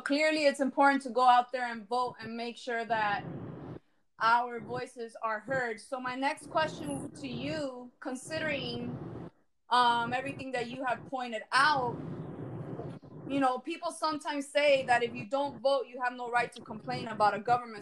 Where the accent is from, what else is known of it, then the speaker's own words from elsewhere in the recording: Miami-Dade County, Florida, United States; I was born and raised in Miami Dade County.